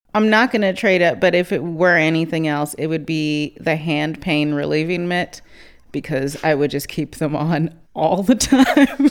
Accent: Cape Town, Western Cape, South Africa; born or raised there

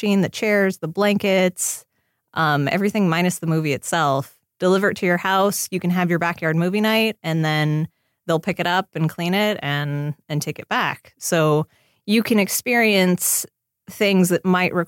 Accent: Seattle, Washington, United States; now in Los Angeles, United States; I grew up in Seattle

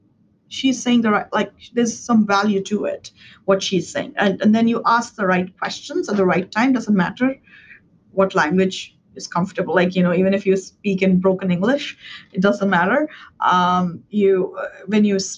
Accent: India; English is a second language; moved away as an adult; now in United States; when I was growing up in India

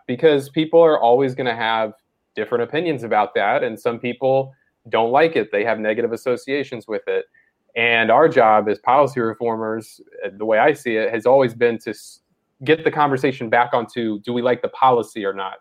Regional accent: Mississippi, United States; I grew up in Mississippi

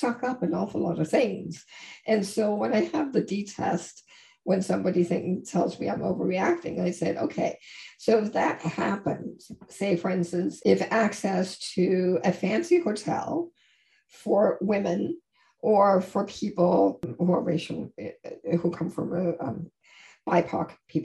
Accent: Denmark; now in Toronto, Canada; I live in Canada, in Toronto, and that I'm originally from Denmark.

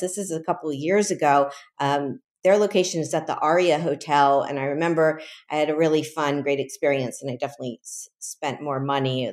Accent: Miami, Florida, United States; born or raised there; also born or lived in Chicago; now in New York City, United States

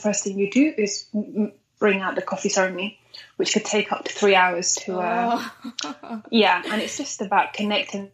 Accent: London, United Kingdom; also born or lived in Eritrea / Sudan; I grew up in London, so I grew up here for about 21 years now, actually. So my entire life, my education and everything is actually here in London.

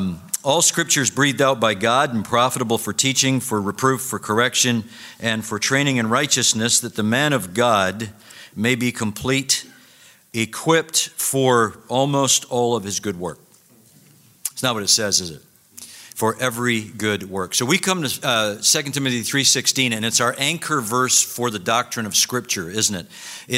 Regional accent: Scotland, United Kingdom; when Dr. Garner introduced me and said I was from Scotland, I realized that I was probably going to disappoint all of you that I don't sound like Sinclair Ferguson up here.

